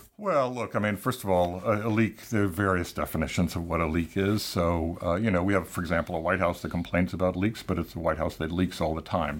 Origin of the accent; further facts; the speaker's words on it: Tampa, Florida, United States; moved away; my hometown newspaper in Tampa, Florida.